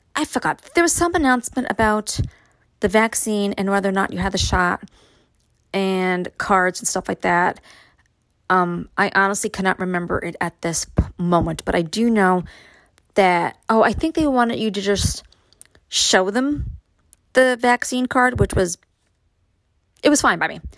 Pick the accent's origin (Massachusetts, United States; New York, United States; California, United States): New York, United States; Brooklyn; now in Upstate New York, United States; growing up in Brooklyn